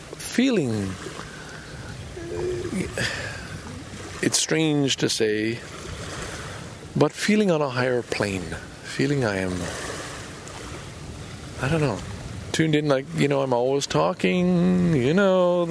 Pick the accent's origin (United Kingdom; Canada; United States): Canada; Montreal, Quebec; moved away; also born or lived in Valleyfield, Quebec; Lachine for high school, elementary school, from grade 5 on, and where our family home always was. And Valleyfield for the first 7 years of my life.